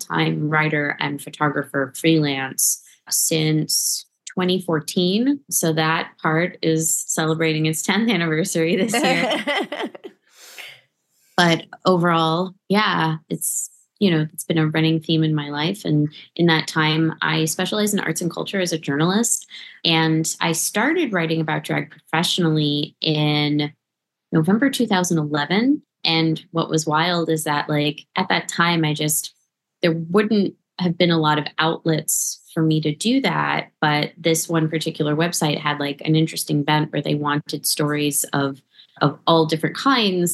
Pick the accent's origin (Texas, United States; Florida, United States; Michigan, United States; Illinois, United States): Florida, United States; South; moved away as an adult; now in New York, United States; I'm from South Florida originally, and I moved to New York in July 2010